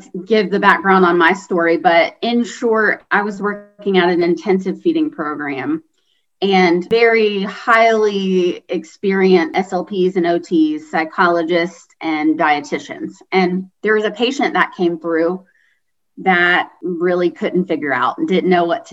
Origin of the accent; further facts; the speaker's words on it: Kentucky, United States; moved away as an adult; also born or lived in Indiana; now in Greenville, United States; I'm originally from Kentucky, and even from Kentucky to Indiana was a change for sure.